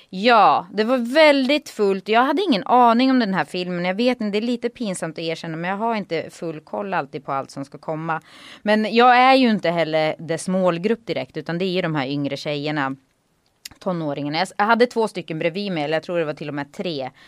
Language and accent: Swedish; Gävle, Gävleborg County, Sweden; moved away; also born or lived in Sandviken; jag är inte född där, född i Sandviken, men eh, uppvuxen ändå i Gävle